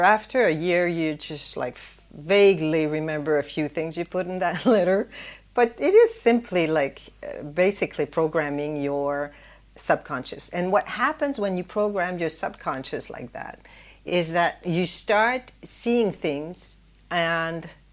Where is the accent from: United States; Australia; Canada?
Canada; moved away as an adult; also born or lived in Singapore; in Canada, where I come from